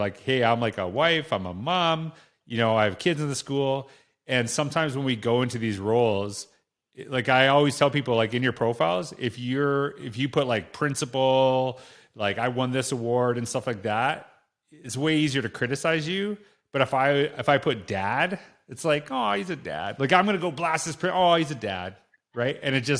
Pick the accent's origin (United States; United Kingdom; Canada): Canada; Yeah, because, like, you know, being Canadian, I love teams, but also I'm Canadian